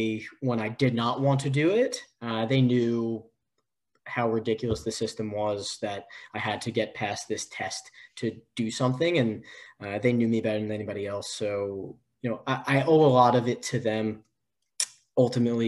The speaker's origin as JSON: {"language": "English", "region": "New York", "country": "United States", "moved": "as an adult", "lives_now": "San Diego, United States", "said": "I'm from originally from New York"}